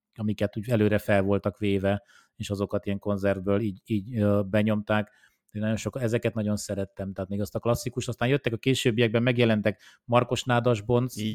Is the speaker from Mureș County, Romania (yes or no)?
no; Oradea, Bihor County, Romania; now in Hungary; én Romániában nőttem fel, tehát én nem, nem itt születtem, hanem Romániában Nagyváradon ö, születtem